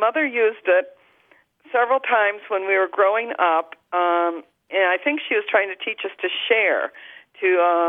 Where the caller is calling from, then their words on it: Traverse City, Michigan, United States; And I'm from Traverse City, Michigan.